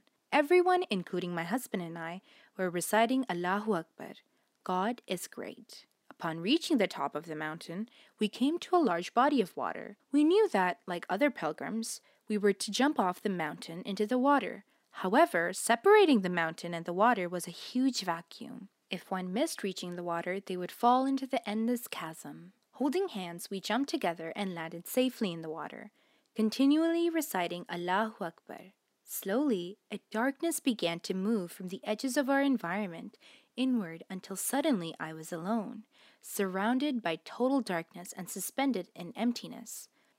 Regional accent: Miami, Florida, United States; Growing up in Miami, Florida in the 1950s, I was exposed to quite a lot of injustice.

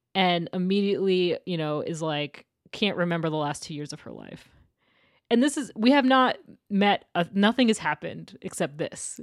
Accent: Portland, Maine, United States; I grew up right outside of Portland, Maine

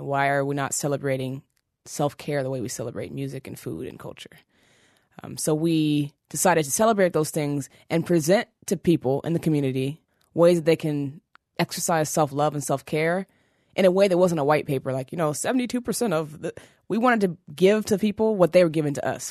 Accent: Seattle, Washington, United States; moved away as an adult; also born or lived in New York City; now in Brooklyn, United States; I was raised in Seattle, Washington, which is pretty white

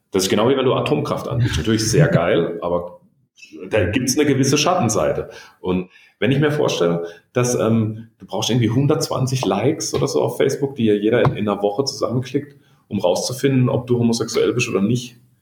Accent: Baden-Württemberg, Germany; accent: Badisch; Ich bin aus dem Süden

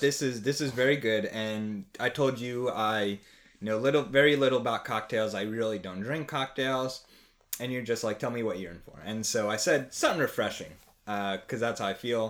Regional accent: outside Trenton, New Jersey, United States; moved away as an adult; also born or lived in Pittsburgh / Baltimore; I am from New Jersey originally, um, little outside the capital of Trenton. So, I grew up there, spent eighteen years of my life there

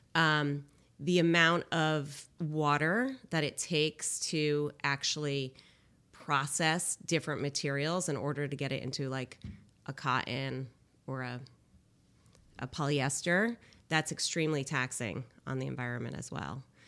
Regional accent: Cheshire, Connecticut, United States; I grew up in Cheshire, and my parents, uh, brought me up in a lifestyle where it was sustainable.

